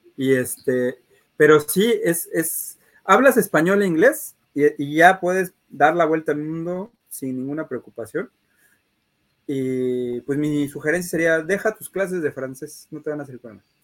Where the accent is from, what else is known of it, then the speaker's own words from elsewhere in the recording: Mexico; como mexicanos